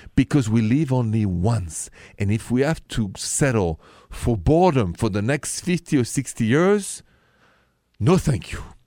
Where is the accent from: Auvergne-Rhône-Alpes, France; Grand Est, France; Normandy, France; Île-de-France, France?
Île-de-France, France; Paris; accent: French; English is a second language; moved away as an adult; I am straight from Paris, but I've been here twenty years